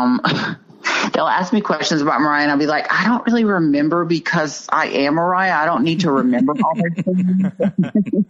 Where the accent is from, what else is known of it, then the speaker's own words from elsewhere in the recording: Dallas, Texas, United States; I'm from Dallas, Texas